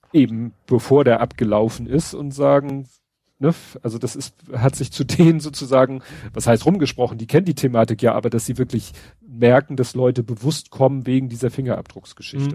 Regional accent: Hamburg, Germany; für mich als Hamburger

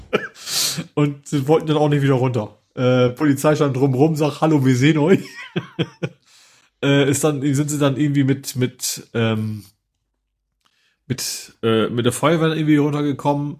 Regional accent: near Lake Dümmer, Lower Saxony, Germany; Dümmer kenne ich quasi, weil der ist, wie gesagt, keine 20 Kilometer von meinem Heimatort entfernt

